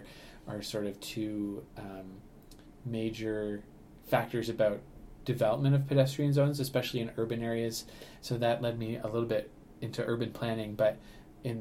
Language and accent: English; Ottawa, Ontario, Canada; moved away as an adult; now in St. Catharines, Canada; I grew up in Ottawa, and I also grew up in the country